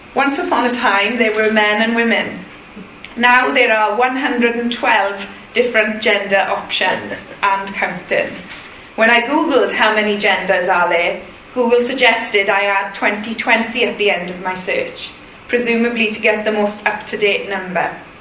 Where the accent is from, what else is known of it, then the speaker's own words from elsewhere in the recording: Welsh, Wales, United Kingdom; I'm Welsh